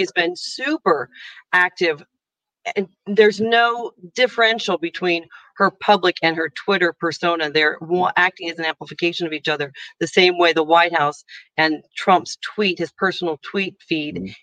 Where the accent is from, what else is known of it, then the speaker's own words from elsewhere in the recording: United States; moved away as an adult; now in Ireland; i'm american you can hear my accent